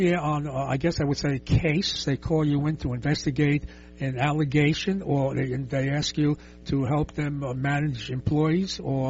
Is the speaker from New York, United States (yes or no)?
yes; New York City, New York, United States; I'm from the Lower East Side.